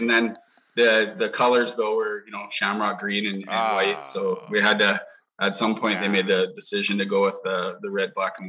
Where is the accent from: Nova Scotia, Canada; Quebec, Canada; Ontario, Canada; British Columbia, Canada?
British Columbia, Canada; Lower Mainland; also born or lived in Edmonton, Alberta / Nanaimo, British Columbia; No, I'm an Edmonton boy originally. I only lived there a few years, but I got a lot of family back there. Grew up in the Lower Mainland and came to Nanaimo when I was about 12 years old.